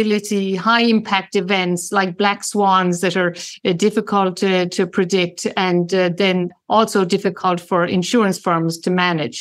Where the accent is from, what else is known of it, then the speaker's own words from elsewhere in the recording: Ireland; moved away; I'm originally Irish